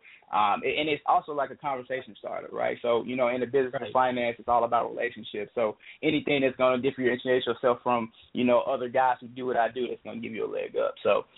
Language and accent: English; the South, United States; I grew up in the church. I'm from the South, man.